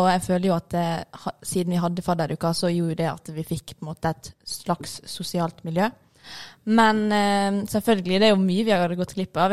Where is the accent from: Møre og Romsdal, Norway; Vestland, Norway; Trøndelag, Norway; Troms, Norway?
Møre og Romsdal, Norway; Ålesund; Som dere hører, så er jeg fra Ålesund